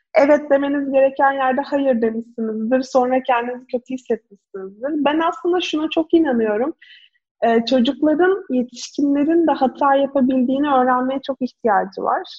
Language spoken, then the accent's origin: Turkish; İzmir, Turkey; Ben de İzmir'de büyüdüm